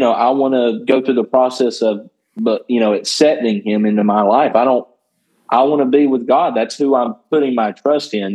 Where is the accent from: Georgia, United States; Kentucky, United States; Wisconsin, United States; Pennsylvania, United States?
Georgia, United States; Northwest; I grew up in Northwest Georgia